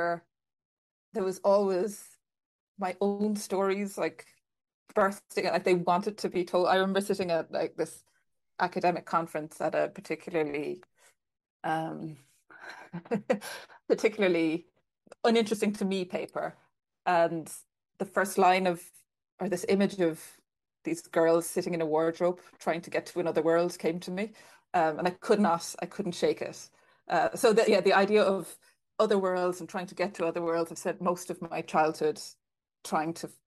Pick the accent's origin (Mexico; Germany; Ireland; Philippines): Ireland; Clonakilty, Munster; now in London, United Kingdom; I'm from Clonakilty in West Cork